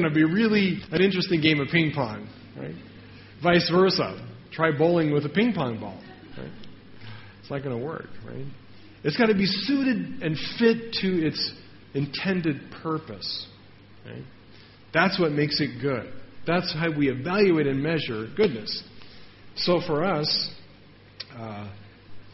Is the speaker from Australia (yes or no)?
no; United States; I'm from America